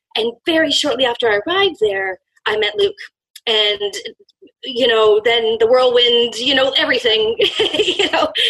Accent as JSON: {"language": "English", "country": "Canada", "said": "I'm from Canada"}